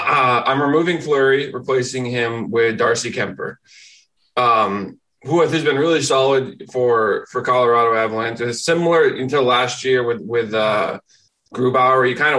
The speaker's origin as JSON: {"language": "English", "country": "Canada", "said": "as a Canadian"}